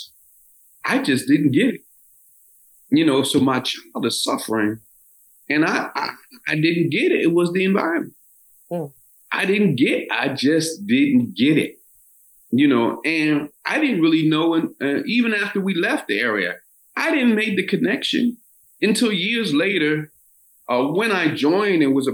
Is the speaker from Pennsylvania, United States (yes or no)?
yes; Philadelphia, Pennsylvania, United States; A formerly redlined area in South Philadelphia, which I grew up in South Philadelphia